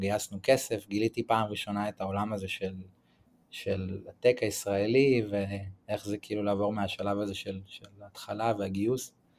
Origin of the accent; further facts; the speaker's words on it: Tel Aviv, Tel Aviv District, Israel; moved away as an adult; also born or lived in San Francisco; now in Santa Teresa, Costa Rica; אז אני מתל אביב, גדלתי ב- בתל אביב להורים אה, גרושים